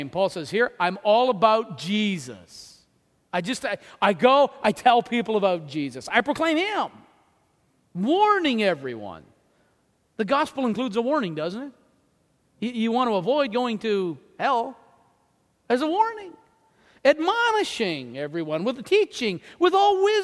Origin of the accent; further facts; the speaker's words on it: New Brunswick, Canada; I'm from New Brunswick.